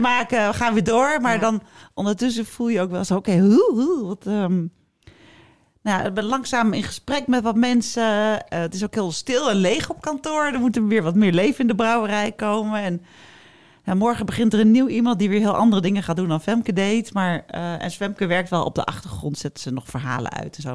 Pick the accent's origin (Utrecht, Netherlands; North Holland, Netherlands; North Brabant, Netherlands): North Holland, Netherlands; Amstelveen; ik kwam uit Amstelveen. Daar was alles en iedereen heel netjes